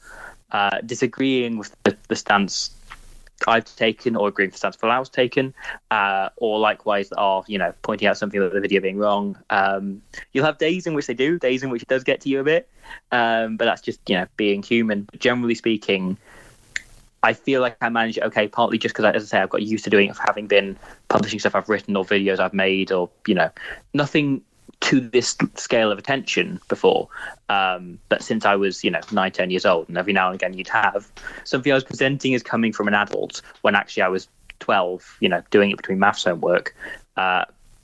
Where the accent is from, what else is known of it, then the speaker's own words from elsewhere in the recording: England, United Kingdom; I've lived in England pretty much my entire life, I feel as proudly Welsh